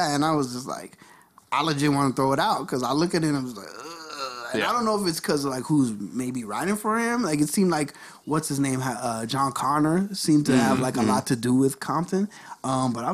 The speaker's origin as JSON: {"language": "English", "country": "Jamaica", "said": "I'm saying that as Jamaican"}